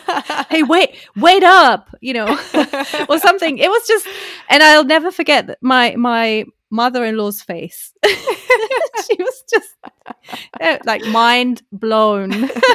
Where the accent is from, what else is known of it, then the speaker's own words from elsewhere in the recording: Germany; English is a second language; I am who I am, and my accent is what it is, and I don't need to be knowing I'm from Germany but then I lived there